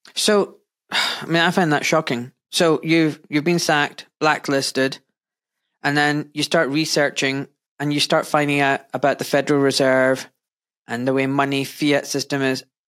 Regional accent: Glasgow, Scotland, United Kingdom; I was born in Scotland in wet, wet and very grey Glasgow.

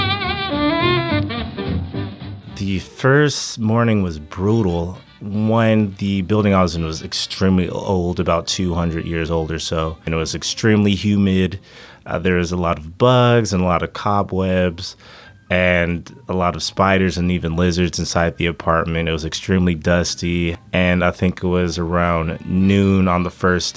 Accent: United States; I'm from America

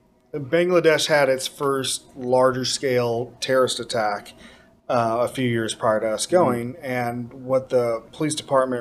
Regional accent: United States; Obviously as an American, you stand out.

